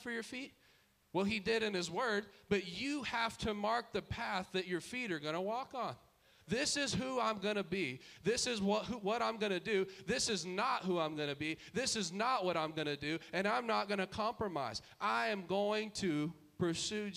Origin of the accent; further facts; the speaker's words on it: Dallas, Texas, United States; we grew up in Dallas culture